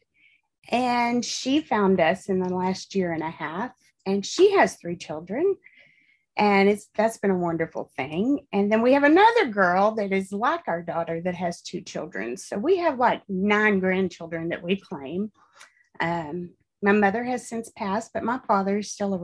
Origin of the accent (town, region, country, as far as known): Abilene, Texas, United States; born or raised there; also born or lived in Fort Worth, Texas / Tyler, Texas / Clyde, Texas